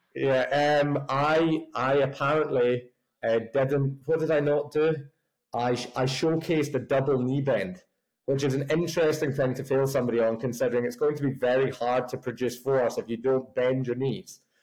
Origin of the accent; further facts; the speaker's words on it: just outside of Glasgow, Scotland, United Kingdom; now in Bath, United Kingdom; originally from a little place just outside of Glasgow. So made the made the journey down south